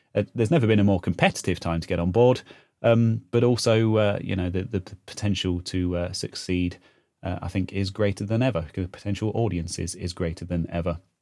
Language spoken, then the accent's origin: English; Leicestershire, East Midlands, United Kingdom; I was born in Leicestershire and I still live in Leicestershire in the Midlands in the U K